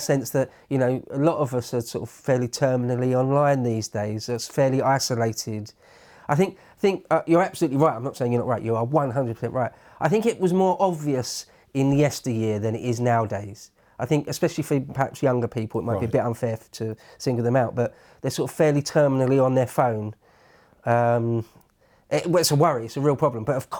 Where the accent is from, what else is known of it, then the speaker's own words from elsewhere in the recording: England, United Kingdom; We're English, aren't we?